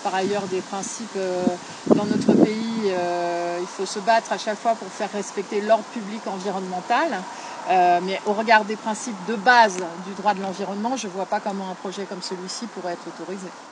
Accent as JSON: {"language": "French", "area": "Deux-Sèvres", "region": "Nouvelle-Aquitaine", "country": "France", "said": "je suis des Deux-Sèvres"}